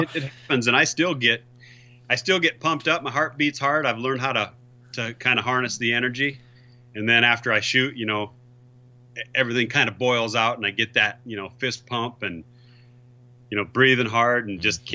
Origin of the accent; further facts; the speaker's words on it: South Dakota, United States; I'm from South Dakota